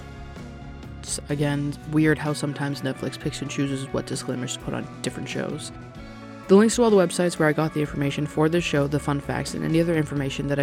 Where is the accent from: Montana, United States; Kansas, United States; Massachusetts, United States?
Massachusetts, United States; Boston; I'm from Boston